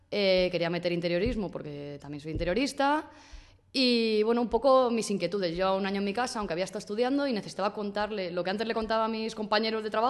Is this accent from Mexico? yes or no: no; Spain; yo quería hacer algo con mi vida porque, como muchos españoles, me quedé en el paro